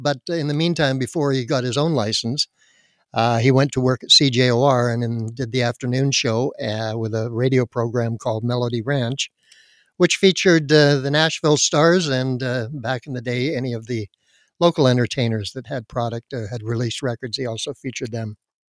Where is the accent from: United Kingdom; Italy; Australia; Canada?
Canada; Surrey, British Columbia; Born and raised on the West Coast up in beautiful Surrey, North Surrey, British Columbia.